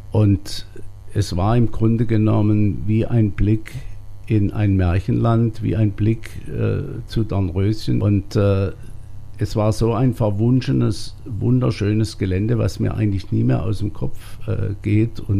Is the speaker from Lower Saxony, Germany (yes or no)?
no; Waldkirch, Baden-Württemberg, Germany; now in Rust, Germany; Ich bin ja in Waldkirch aufgewachsen und hätte mir nie vorstellen wollen, dass ich mal in Rust mein ganzes Leben verbringe, auch dort lebe, wohne, die Kinder dort zur Schule gehen.